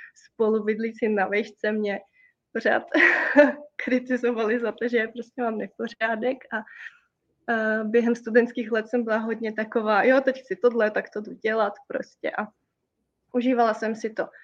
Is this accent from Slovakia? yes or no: yes; Slovakia; My jsme Slováci